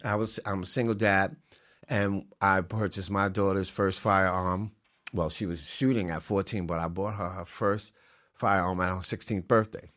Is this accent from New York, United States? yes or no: yes; New York City, New York, United States; moved away; also born or lived in Connecticut; I was born and raised in the Bronx